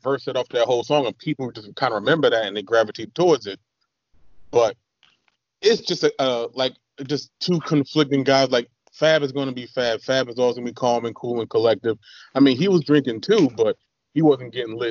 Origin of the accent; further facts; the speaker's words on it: East Coast, United States; we're from the East Coast